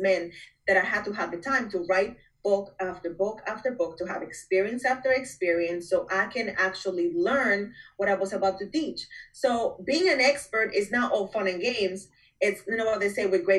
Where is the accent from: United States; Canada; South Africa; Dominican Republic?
Dominican Republic; moved away as an adult; I am from Dominican Republic.